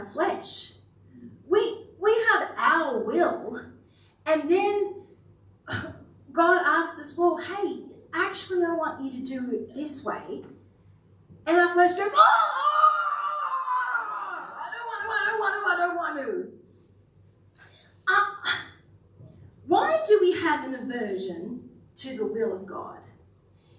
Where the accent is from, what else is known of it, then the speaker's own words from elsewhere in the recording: Kingaroy, Queensland, Australia; I grew up in Kingaroy, the peanut country, so quite familiar with peanuts.